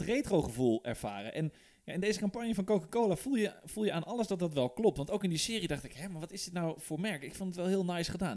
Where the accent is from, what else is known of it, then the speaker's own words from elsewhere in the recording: Netherlands; wij als Nederlanders en ons kleine landje